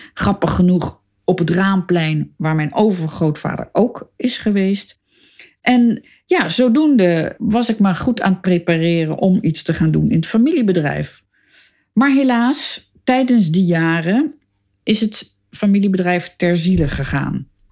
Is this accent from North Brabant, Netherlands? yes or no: no; Amsterdam, North Holland, Netherlands; Ik ben in Amsterdam geboren, boven de zaak van mijn vader op de Stadhouderskade